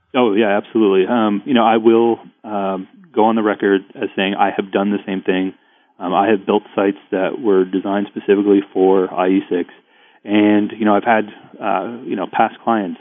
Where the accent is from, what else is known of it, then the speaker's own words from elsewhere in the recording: Ottawa, Ontario, Canada; I'm from Ottawa